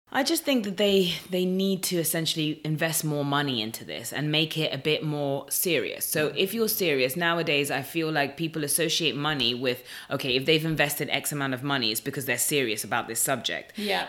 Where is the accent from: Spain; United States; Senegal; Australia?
Spain; Madrid, Community of Madrid; growing up in Madrid